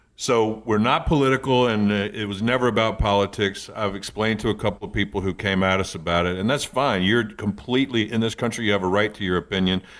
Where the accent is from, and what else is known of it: Eastern Shore, Virginia, United States; born or raised there; moved away